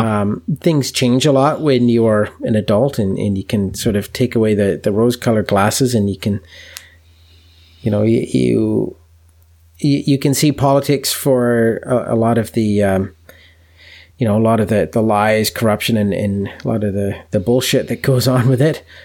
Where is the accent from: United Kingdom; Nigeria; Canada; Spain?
Canada; being a Canadian